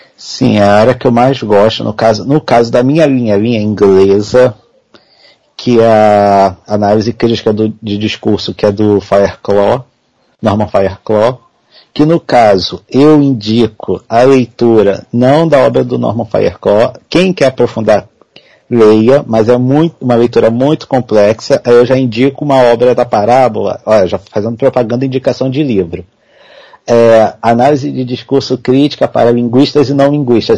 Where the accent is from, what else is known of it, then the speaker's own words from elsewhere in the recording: Nova Iguaçu, Rio de Janeiro, Brazil; eu sou de Nova Iguaçu, Rio de Janeiro, Baixada Fluminense, para quem conhece, praticamente capital da Baixada